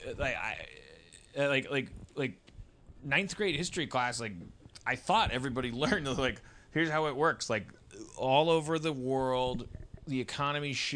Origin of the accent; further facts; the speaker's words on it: Milwaukee, Wisconsin, United States; Milwaukee, my hometown